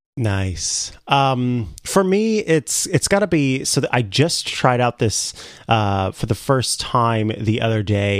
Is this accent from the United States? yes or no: yes; Saint Joseph, Missouri, United States; moved away; it's gonna be my home, back to my hometown, uh, Saint Joseph, Missouri